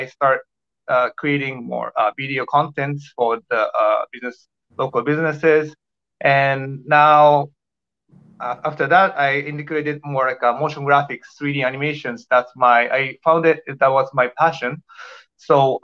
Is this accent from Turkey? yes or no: no; Japan; English is a second language; moved away as an adult; also born or lived in Tokyo, Japan; now in Toronto, Canada; I'm from Japan. I used to live in Tokyo like 8 years